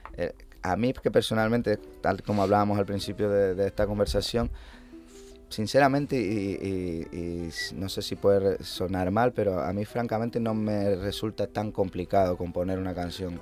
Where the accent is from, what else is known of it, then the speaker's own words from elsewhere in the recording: Canary Islands, Spain; moved away as an adult; estuve casi 11 años fuera de aquí